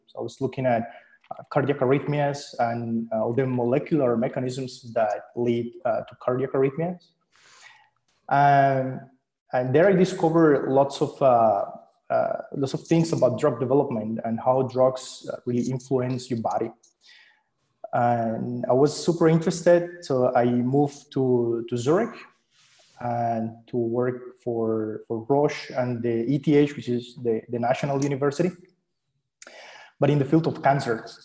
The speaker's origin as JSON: {"language": "English", "country": "Colombia", "moved": "as an adult", "lives_now": "Switzerland", "said": "I'm originally from Colombia, so I studied physics over there"}